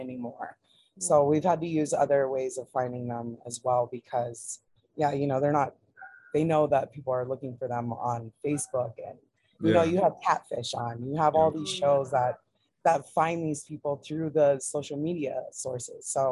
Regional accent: Hawaii, United States; we grew up in Hawaii

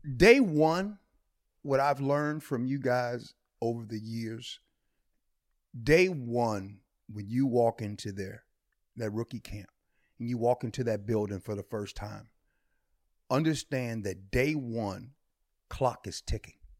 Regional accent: Midwest, United States; now in Seattle, United States; I'm from the Midwest

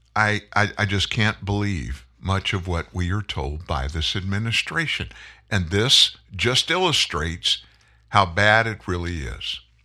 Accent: Lafayette, Louisiana, United States; moved away; also born or lived in South Texas; when I was a kid, I lived in South Louisiana, Lafayette

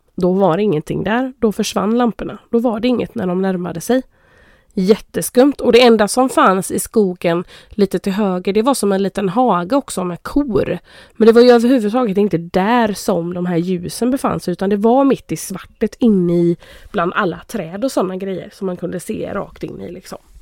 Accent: Karl Gustav, Sweden; hemma i Carl Gustav i vårt hus när jag bodde i, nere i källaren sen när jag fixade mitt rum där

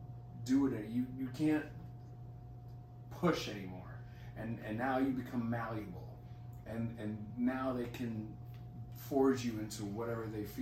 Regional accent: United States; Makes. I am American.

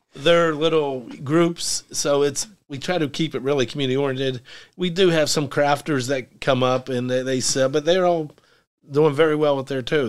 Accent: West Mifflin, Pennsylvania, United States; moved away as an adult; now in Munhall, United States; I grew up in West Mifflin.

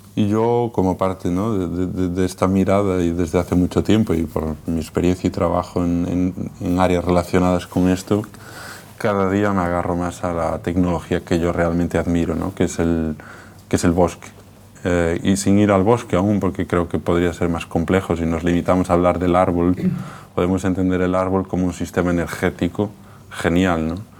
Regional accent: A Coruña, Galicia, Spain; also born or lived in Viveiro; Yo soy de ciudad, de La Coruña, y soy de aldea, de Viveiro.

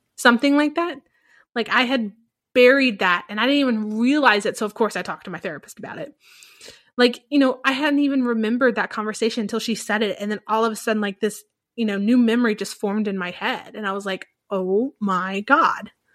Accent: the Bible Belt, United States; moved away; growing up in the Bible Belt

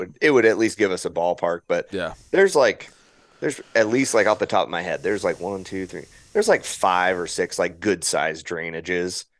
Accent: Washington, United States; I grew up hunting whitetails in Washington

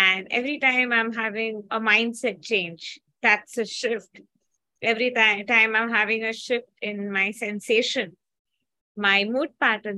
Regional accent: India; I'm from India

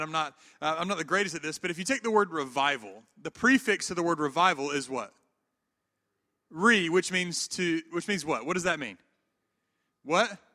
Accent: the Bible Belt of the South, United States; also born or lived in Atlanta, Georgia / Memphis, Tennessee; now in Auburn, United States; I grew up in the Bible Belt of the South

